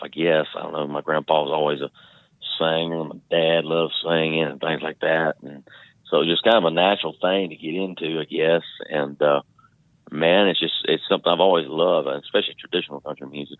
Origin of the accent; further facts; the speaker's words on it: Trenton, Florida, United States; I grew up in North Florida